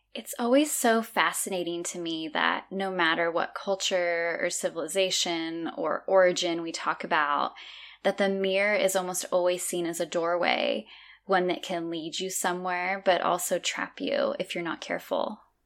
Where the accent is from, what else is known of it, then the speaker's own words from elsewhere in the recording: California, United States; moved away as an adult; now in Azores, Portugal; growing up in California my whole life, I've lived in Northern